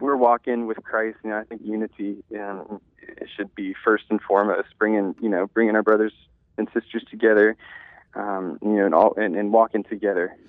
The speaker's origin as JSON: {"language": "English", "region": "Louisiana", "country": "United States", "tie": "born or raised there", "said": "born and raised in a small town"}